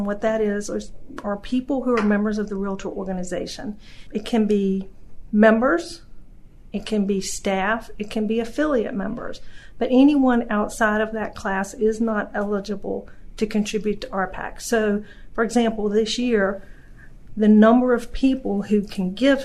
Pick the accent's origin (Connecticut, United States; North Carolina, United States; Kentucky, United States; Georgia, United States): North Carolina, United States; moved away as an adult; now in Virginia, United States; I grew up in North Carolina. I moved to Virginia in late 80s